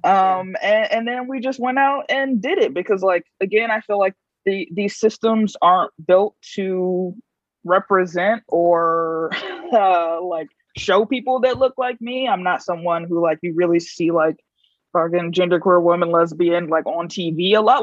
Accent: Chicago, Illinois, United States; moved away as an adult; also born or lived in New Haven / Minneapolis / Bay Area; I'm originally from Chicago.

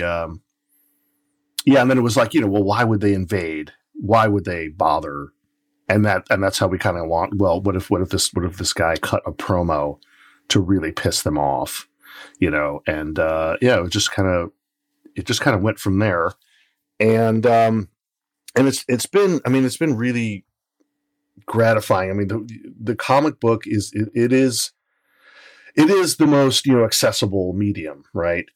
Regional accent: Portland, United States; the local wrestlers that I grew up watching here in Portland

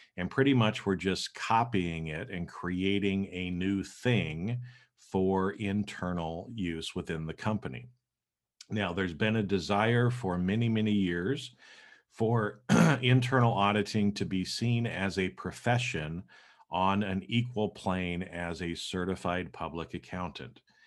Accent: Boise, Idaho, United States; moved away as an adult; now in Los Angeles, United States; I grew up in Boise, Idaho.

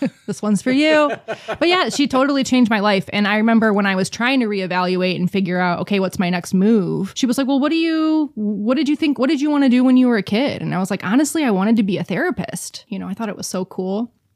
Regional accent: Detroit, Michigan, United States; also born or lived in Texas; I grew up in Detroit, Metro Detroit, for most of my life

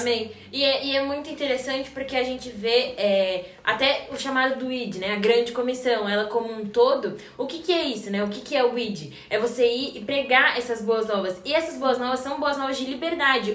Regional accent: Brazil; eu como brasileira

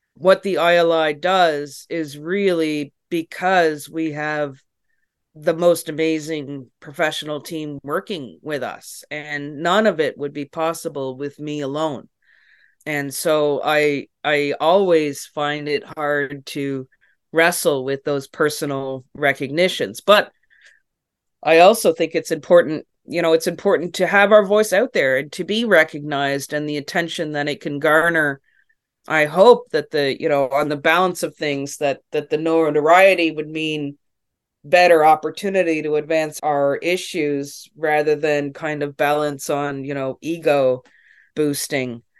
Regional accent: Canada

